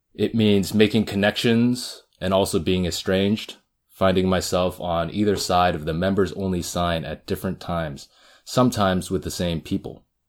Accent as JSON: {"language": "English", "area": "the Bay Area", "region": "California", "country": "United States", "tie": "born or raised there", "said": "I'm a second generation Korean American. I grew up in the Bay"}